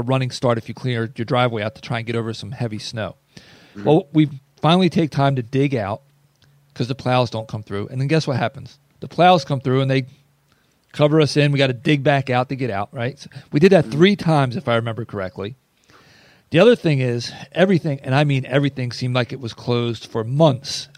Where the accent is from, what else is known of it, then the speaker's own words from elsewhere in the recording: Northeast, United States; moved away; I'm from the Northeast